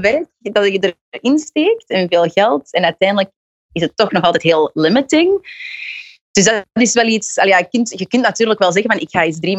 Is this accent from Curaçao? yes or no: no; Belgium; moved away as an adult; now in New York, United States; ik ben een zangeresje uit België